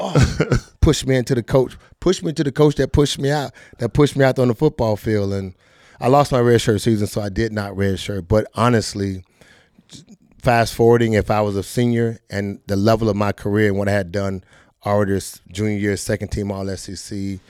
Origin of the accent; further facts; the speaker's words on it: Fort Lauderdale, Florida, United States; I'm from Fort Lauderdale, Florida, Dillard High School